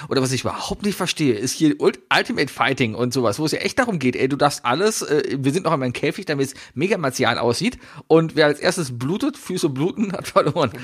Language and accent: German; Germany; als Deutsche